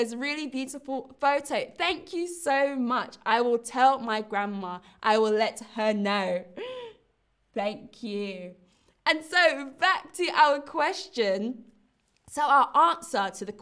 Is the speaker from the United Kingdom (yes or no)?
yes; London, United Kingdom; London, my hometown